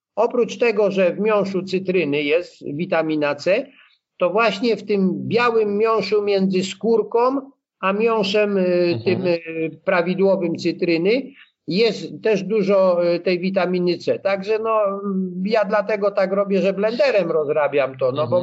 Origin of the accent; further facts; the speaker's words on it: Blachownia, Silesian Voivodeship, Poland; wychowałem się no, w mieście, takim mieście, no, mieście tam, wtedy to miasteczko było dziesięciotysięczne, Blachownia koło Częstochowy